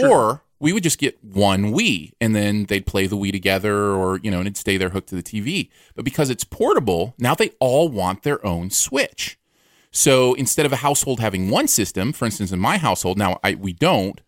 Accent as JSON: {"language": "English", "region": "Michigan", "country": "United States", "tie": "born or raised there", "moved": "yes", "lives_now": "Missouri, United States", "said": "I grew up in Michigan"}